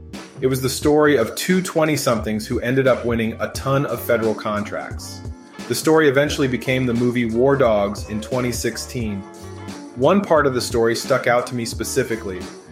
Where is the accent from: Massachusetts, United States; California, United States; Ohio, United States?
Massachusetts, United States; moved away as an adult; now in New Orleans, United States; I guess I would describe myself as a serial entrepreneur. I'm originally from Massachusetts. I went to college in New Orleans and have stayed ever since.